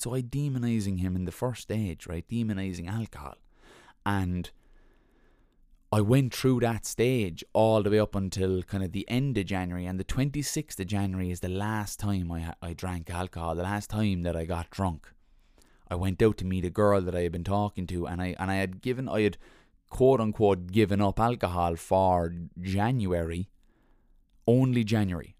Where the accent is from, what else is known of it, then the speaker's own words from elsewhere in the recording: Ireland; We're Irish